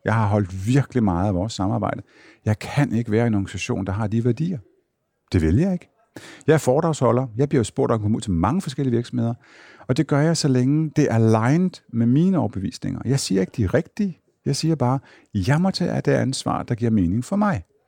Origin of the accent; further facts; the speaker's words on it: Jutland, Denmark; moved away; Nu kommer jeg fra Jylland